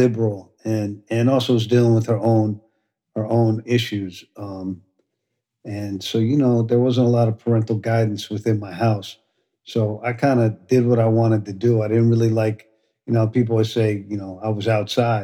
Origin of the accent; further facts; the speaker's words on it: New York City, New York, United States; I grew up in the East Village